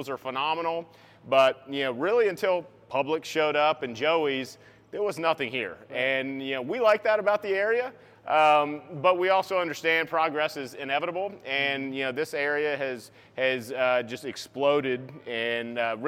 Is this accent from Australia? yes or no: no; Tidewater, Virginia, United States; also born or lived in Denver, North Carolina (Lake Norman area); now in Lake Norman area, United States; I grew up in Tidewater, Virginia